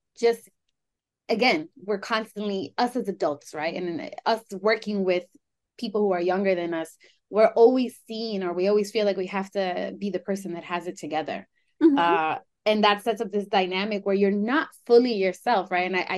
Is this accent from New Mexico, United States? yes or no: no; New York City, New York, United States; I can never really feel grounded in just Colombian or just Greek or just even Latina. It's more so, I'm a New Yorker